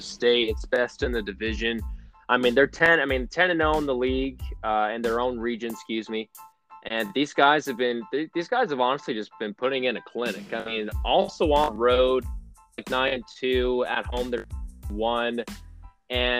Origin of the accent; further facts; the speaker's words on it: Utah, United States; we're from Utah